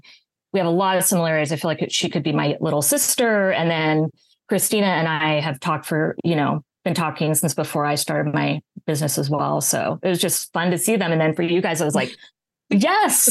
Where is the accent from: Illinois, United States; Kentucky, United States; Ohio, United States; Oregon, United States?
Oregon, United States; moved away as an adult; now in Pasadena, United States; I'm originally from Oregon